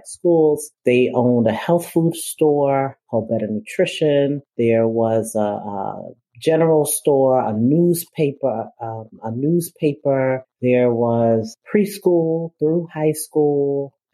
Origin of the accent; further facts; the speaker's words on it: New York City, New York, United States; I'm from Brooklyn, New York. And I think it's important for me to state that I was born and still